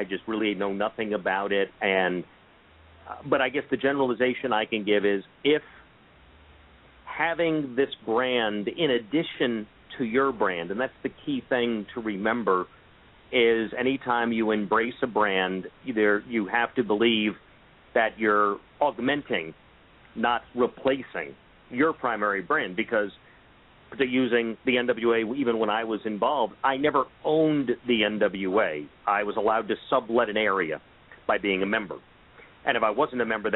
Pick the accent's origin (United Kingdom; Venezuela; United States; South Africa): United States; Miami, Florida; I grew up in Miami, Florida.